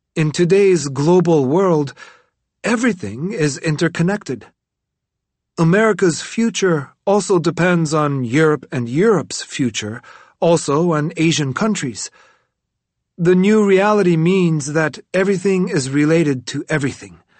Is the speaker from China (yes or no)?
yes; Tibet, China; now in Dharamsala, India; Tibetan refugees who I meet in my exile in Dharamsala makes me fear that my home country is rather the opposite of a paradise